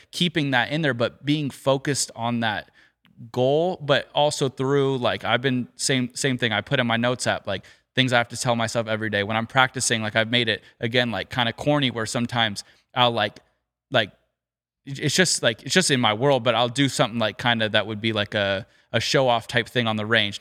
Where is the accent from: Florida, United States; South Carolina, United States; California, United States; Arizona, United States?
California, United States; Southern; growing up in Southern California